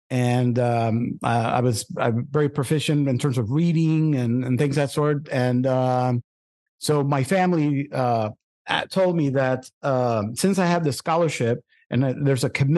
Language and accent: English; Puerto Rico; also born or lived in Brooklyn; It was a little bit rough for me, I remember, because of I'm moving from Brooklyn to a very rural part of Puerto Rico country.